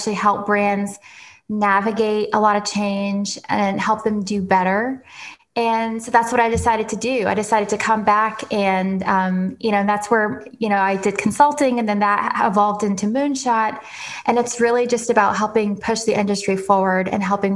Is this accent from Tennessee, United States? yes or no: yes; Nashville, Tennessee, United States; moved away as an adult; also born or lived in London / Paris / New York / Ohio; originally I grew up in Nashville, born and raised